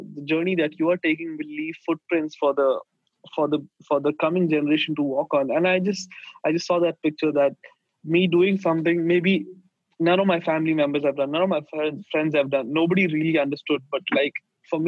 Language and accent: English; India; moved away as an adult; also born or lived in Sweden; since we are from India, like, hospitality is our culture